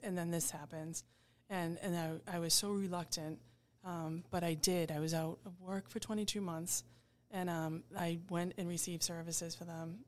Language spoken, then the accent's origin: English; Braintree, Massachusetts, United States; I grew up in Braintree.